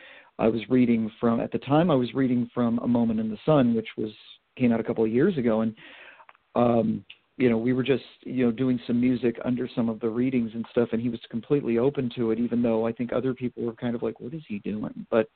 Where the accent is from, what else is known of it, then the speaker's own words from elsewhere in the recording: New England, United States; moved away; also born or lived in York, Pennsylvania; I'm from New England originally.